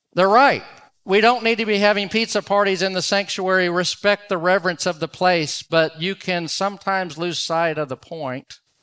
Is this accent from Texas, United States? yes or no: yes; Dallas, Texas, United States; I'm from Dallas, Fort Worth